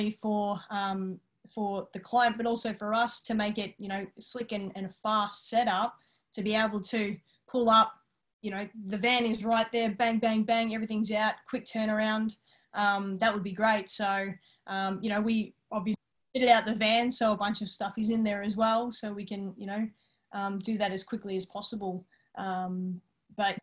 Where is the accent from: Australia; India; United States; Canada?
Australia; Yarra Valley, Victoria; now in Melbourne, Australia; we grew up out in the Yarra Valley